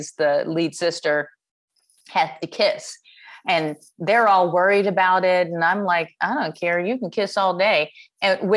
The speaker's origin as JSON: {"language": "English", "town": "Chicago", "region": "Illinois", "country": "United States", "moved": "yes", "lives_now": "Los Angeles, United States", "said": "I'm from Chicago"}